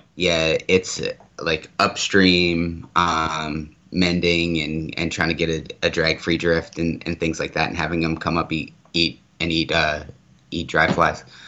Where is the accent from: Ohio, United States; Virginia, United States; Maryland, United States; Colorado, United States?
Maryland, United States; now in Arizona, United States; I grew up on the East Coast. I'm from Maryland originally. Um, I grew up on the Susquehanna River